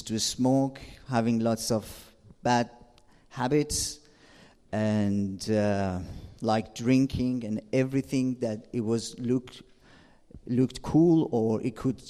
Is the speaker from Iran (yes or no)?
yes; Shiraz, Fars, Iran; English is a second language; moved away as an adult; now in England; I'm from Shira, south of Iran